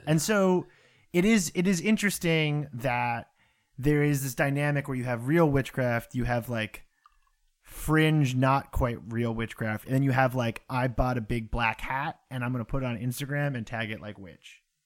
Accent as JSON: {"language": "English", "area": "near Salem", "region": "Massachusetts", "country": "United States", "tie": "born or raised there", "said": "I grew up next to Salem, Massachusetts."}